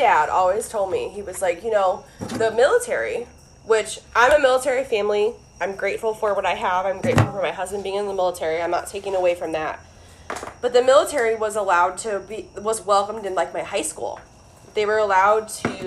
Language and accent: English; Ohio, United States; moved away; I'm from Ohio